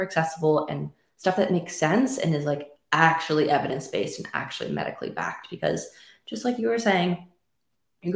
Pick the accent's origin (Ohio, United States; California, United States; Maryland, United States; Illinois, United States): California, United States; also born or lived in Wisconsin; now in Jackson Hole, United States; I'm from California.